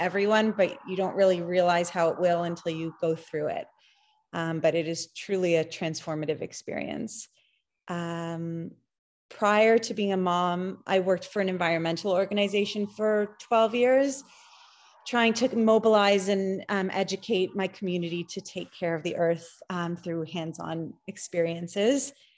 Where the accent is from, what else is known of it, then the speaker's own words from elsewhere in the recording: Toronto, Ontario, Canada; I am actually from Toronto and I live there